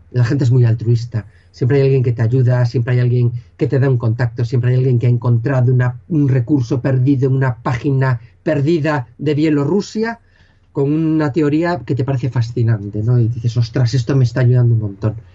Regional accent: Galicia, Spain; accent: Galician; Yo soy gallego

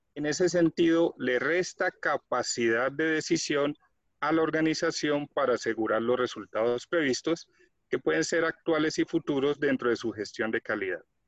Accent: Colombia; soy de Colombia

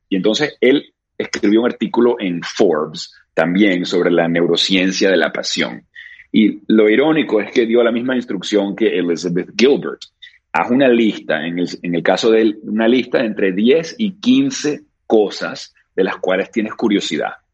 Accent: Caracas, Capital District, Venezuela; yo me crié en Caracas, Venezuela. I was born in Venezuela

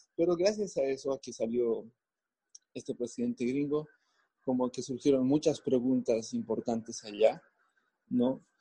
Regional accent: Bolivia

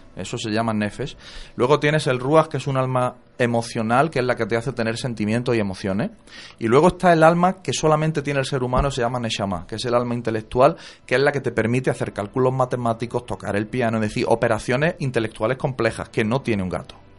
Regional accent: Jaén, Andalusia, Spain; moved away as an adult; also born or lived in La Línea de la Concepción; mi familia está en Jaén, yo soy de Jaén

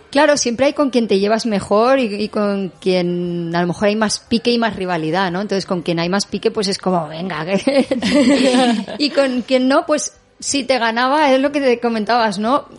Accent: L'Eliana, Valencian Community, Spain; en la Eliana, en mi pueblo

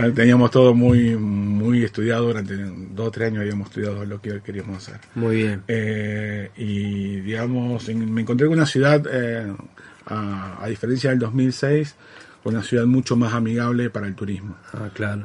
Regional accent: Santa Fe, Argentina; yo me siento netamente santafesino, pero tengo una parte que es netamente japonés y netamente de Okinawa, que es de donde viene mi familia

